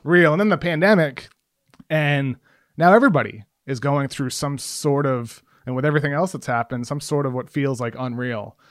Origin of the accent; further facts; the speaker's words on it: Brockton, Massachusetts, United States; also born or lived in Los Angeles; I grew up in Brockton, Mass my whole life, Brockton, Massachusetts